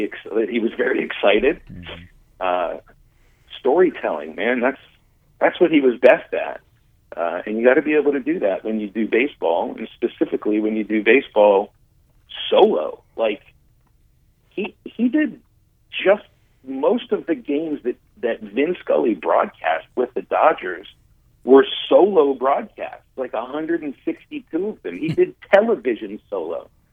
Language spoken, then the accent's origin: English; Pittsburgh, Pennsylvania, United States; I mean, I grew up in Pittsburgh before, you know, before radio broadcasts necessarily went national.